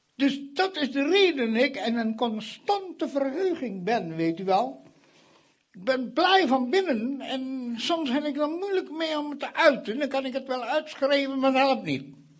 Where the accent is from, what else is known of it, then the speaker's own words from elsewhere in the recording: Indonesia; now in Netherlands; Indonesië, waar ik vandaan kom.